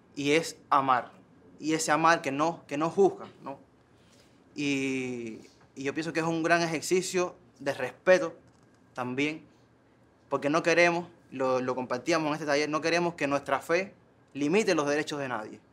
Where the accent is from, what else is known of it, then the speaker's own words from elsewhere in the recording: Cuba; en esa Cuba que somos